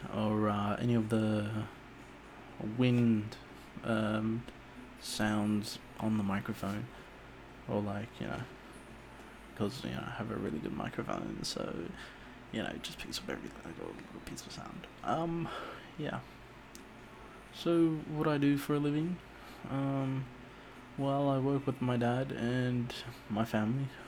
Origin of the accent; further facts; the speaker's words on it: Auckland, New Zealand; I was born in Auckland, New Zealand